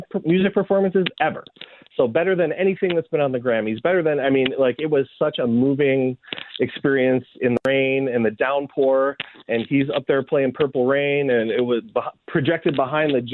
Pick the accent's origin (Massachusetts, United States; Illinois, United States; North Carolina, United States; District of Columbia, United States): Illinois, United States; Chicago; growing up in Chicago